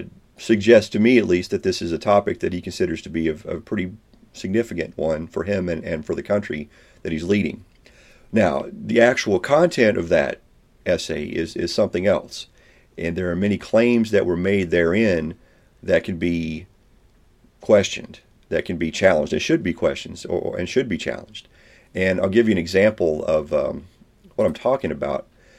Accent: Kentucky, United States; my home state of Kentucky

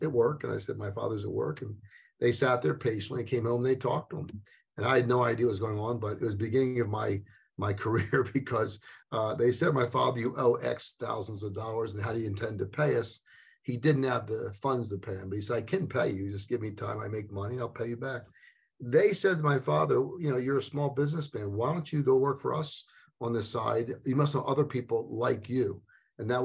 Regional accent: Philadelphia, Pennsylvania, United States; also born or lived in Cheltenham, Pennsylvania; I grew up in Philadelphia, actually outside a place called Lower Bucks County

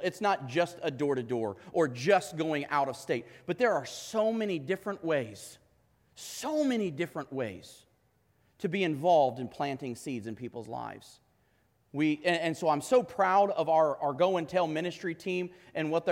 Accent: United States

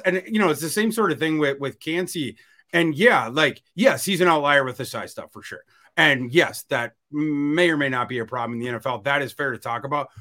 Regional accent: Northern Minnesota, United States; I grew up in Northern Minnesota

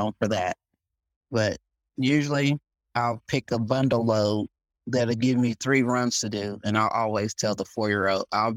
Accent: Columbus, Ohio, United States; now in Texas, United States; I'm from Columbus, Ohio

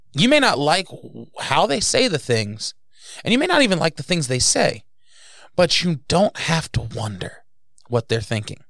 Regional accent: New Jersey, United States; moved away; I was raised in New Jersey

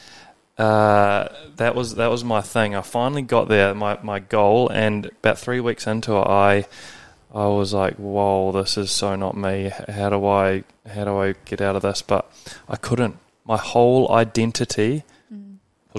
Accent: New Zealand; moved away as an adult; also born or lived in Scotland / Australia; I grew up in New Zealand, went to a rugby school

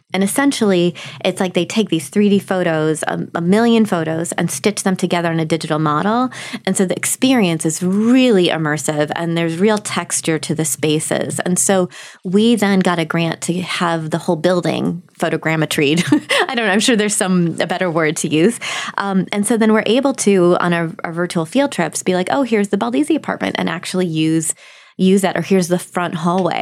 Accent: Milwaukee, Wisconsin, United States; I grew up in Milwaukee

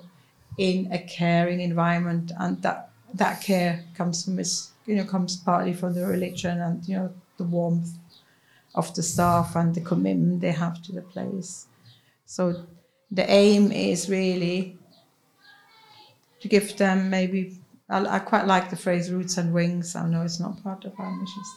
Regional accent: Switzerland; first language Swiss German; English is a second language; moved away as an adult; now in Manchester, United Kingdom

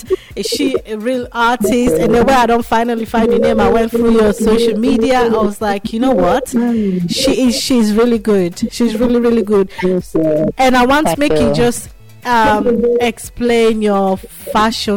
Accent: Nigeria; accent: Nigerian; my Nigerian accent

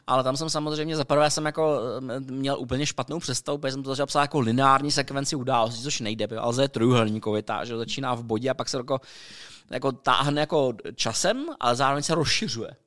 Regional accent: Czechia; jsme Češi, že jo, prostě my jako Češi přežíváme ve střední Evropě

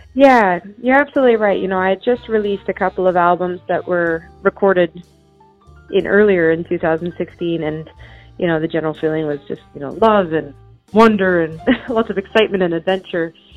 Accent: Chilliwack, British Columbia, Canada; I grew up in uh, British Columbia, Canada, uh, about 90 miles east of Vancouver, so way on the west coast, and it's from in a town called Chilliwack

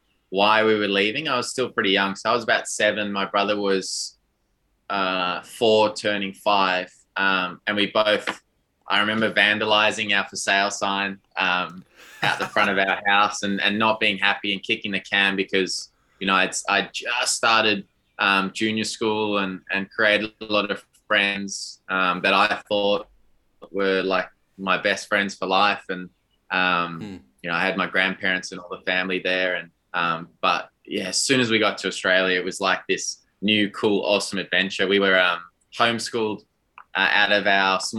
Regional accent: South Africa; I was born and raised in South Africa.

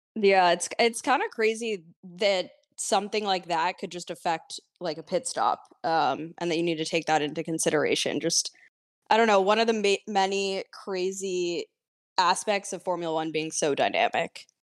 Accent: United States; as an American fan

